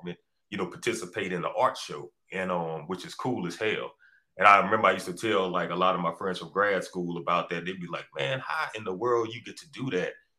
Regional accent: Baton Rouge, Louisiana, United States; also born or lived in New Orleans, Louisiana / Savannah, Georgia; I was born in New Orleans, but they raised me here in Baton Rouge

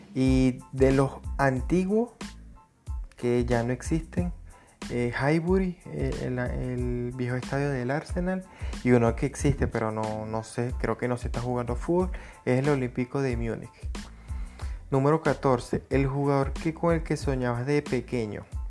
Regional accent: Venezuela; soy de Venezuela

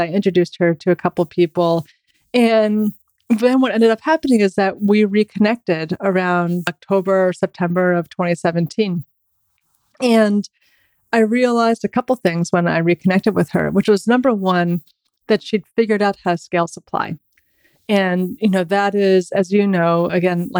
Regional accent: New York, United States; as a New Yorker

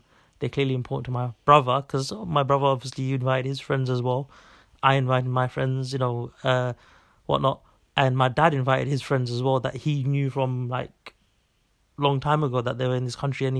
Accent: Bangladesh; this may be mainly because from where we're from Bangladesh, and I think like, people around from where we're from.

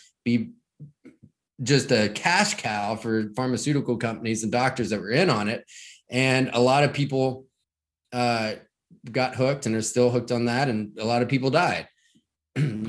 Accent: rural Kentucky, United States; I grew up in Kentucky, right? In rural Kentucky

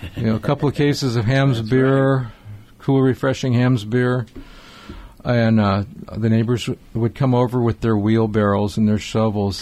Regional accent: Highland Park, United States; I grew up in Highland Park

